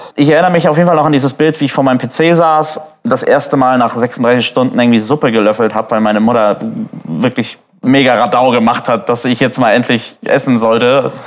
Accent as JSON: {"language": "German", "town": "Neumünster", "region": "Schleswig-Holstein", "country": "Germany", "tie": "born or raised there", "said": "Tungdorfer Straße, Ecke Ilsal, äh, bin ich aufgewachsen in Neumünster"}